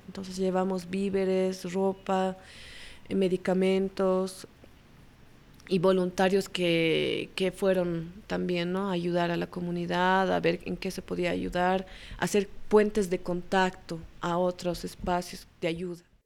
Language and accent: Spanish; La Paz, Bolivia; yo nací en La Paz y crecí en La Paz